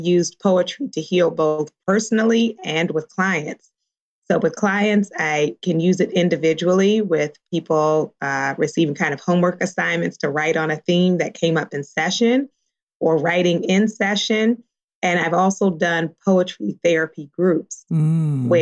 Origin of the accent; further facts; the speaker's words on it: Baltimore, Maryland, United States; now in California, United States; I grew up in Baltimore. In Baltimore, we didn't eat avocado.